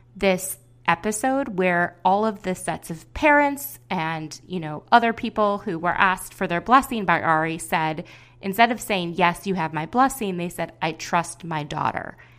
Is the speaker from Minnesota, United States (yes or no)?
yes; Minneapolis, Minnesota, United States; my hometown of Minneapolis, Minnesota, where she met my family